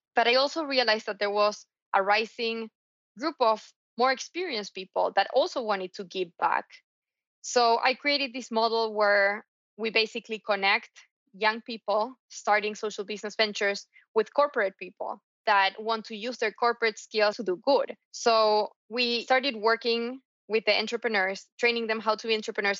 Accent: Argentina; I was raised in Argentina

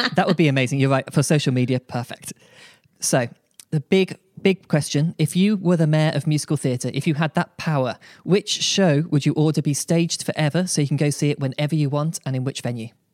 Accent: Birmingham, West Midlands, United Kingdom; I am from Birmingham, U K

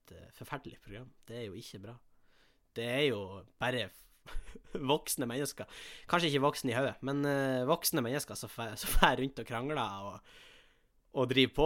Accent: Tjongsfjord, Nordland, Norway; moved away; Hjemme i Tjongsfjord

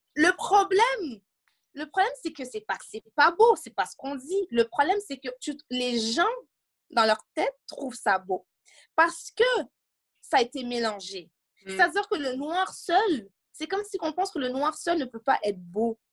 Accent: Montreal, Quebec, Canada; J'habite à Montréal, je suis née à Montréal, dans Côte-des-Neiges

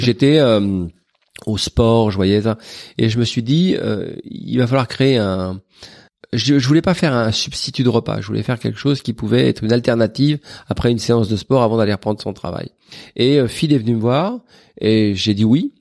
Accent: Paris, Île-de-France, France; la bande qu'on avait à 13 ans de la rue du Borrego, où on vivait dans des terrains vagues

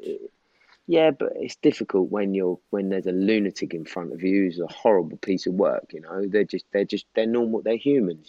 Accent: Norwich, East of England, United Kingdom; moved away as an adult; now in London, United Kingdom; So I was born in Norwich, but six months old, I moved back to London because my parents were both London, um, and we lived there for six years, and then we moved to back to Norwich till I was 24

